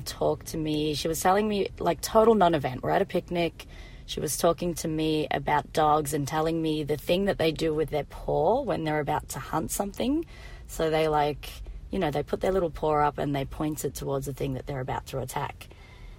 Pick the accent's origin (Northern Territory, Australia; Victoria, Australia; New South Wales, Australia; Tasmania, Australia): Victoria, Australia; Melbourne; I am from Australia, it is true. Born and bred Melbourne.